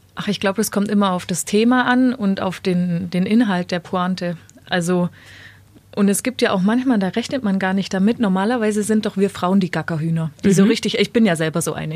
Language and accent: German; Weißenhorn, Bavaria, Germany; moved away as an adult; Ich bin ja später tatsächlich wieder in meine Heimat Weißenhorn zurückgezogen